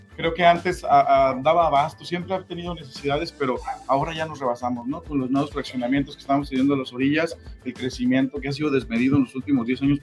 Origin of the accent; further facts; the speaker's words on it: Tonalá, Jalisco, Mexico; Los que somos eh, nacidos, crecidos y que somos aquí habitantes de Tonalá